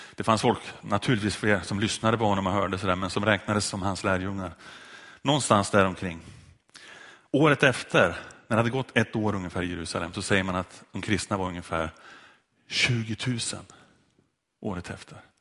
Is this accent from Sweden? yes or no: yes; Sundsvall, Västernorrland County, Sweden; strax utanför en kyrka i Sundsvall där jag växte upp